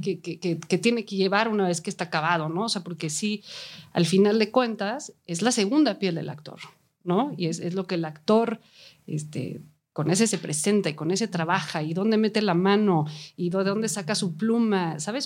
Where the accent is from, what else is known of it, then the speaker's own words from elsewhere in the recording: Mexico; first language Spanish; yo soy mexicana, me siento más cómodo trabajando aquí en mi propia lengua